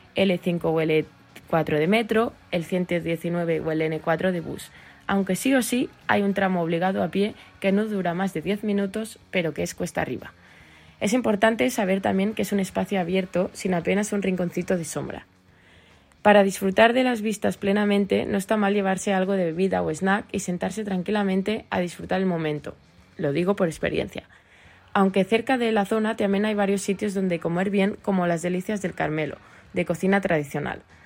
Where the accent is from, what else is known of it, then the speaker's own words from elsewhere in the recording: Sant Antoni de Vilamajor, Catalonia, Spain; moved away; also born or lived in Barcelona; Aunque yo nací en Barcelona, me he criado y he crecido en un pueblecillo de apenas 7.000 habitantes a unos 30 kilómetros al interior de la ciudad condal, que se llama San Antonio de Avilamayor